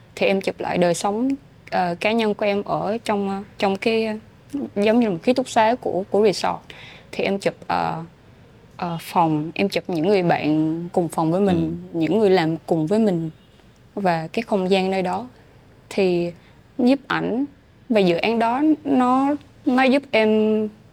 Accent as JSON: {"language": "Vietnamese", "town": "Phan Rang–Tháp Chàm", "region": "Ninh Thuận", "country": "Vietnam", "tie": "born or raised there", "also_born_or_lived": "Ho Chi Minh City", "moved": "as an adult", "said": "quê hương của mình ừ. với Phan trang Ninh Thuận"}